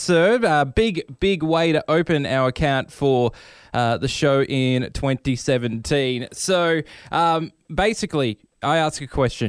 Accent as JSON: {"language": "English", "country": "Australia", "said": "I'm Australian"}